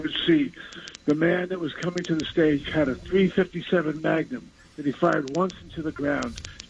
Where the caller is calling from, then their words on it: New York City, New York, United States; I'm calling from Staten Island.